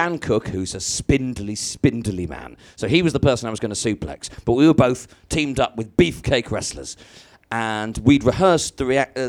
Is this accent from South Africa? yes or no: no; Bangladesh; moved away; I grew up in Bangladesh